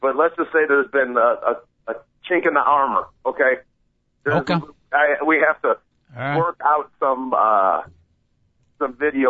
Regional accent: Chicago, Illinois, United States; oh, I'm from Chicago

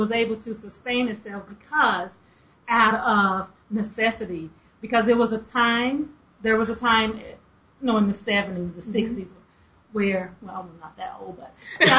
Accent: Tulsa, Oklahoma, United States; I'm originally from Tulsa, Oklahoma.

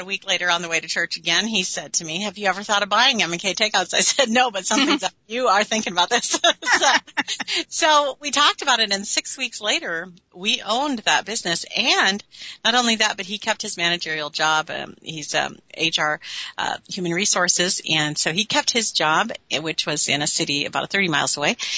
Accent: Minneapolis, Minnesota, United States; now in Warroad, United States; born and raised in Minneapolis, and then we've been up here for 30 years.

